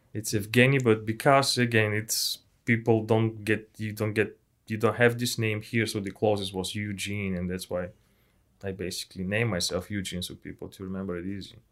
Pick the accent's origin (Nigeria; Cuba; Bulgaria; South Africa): Bulgaria; English is a second language; moved away as an adult; also born or lived in Ukraine / England; I was study in Ukraine and I'm from Bulgaria